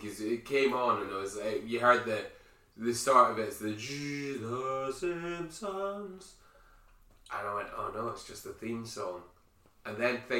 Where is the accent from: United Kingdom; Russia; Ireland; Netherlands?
United Kingdom; Because we're British, we know how to queue.